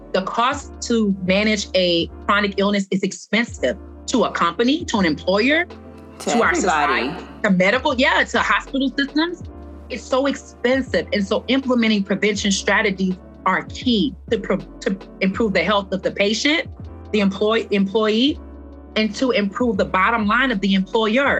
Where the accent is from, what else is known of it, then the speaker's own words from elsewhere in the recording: Louisiana, United States; moved away; I came from a small town in Louisiana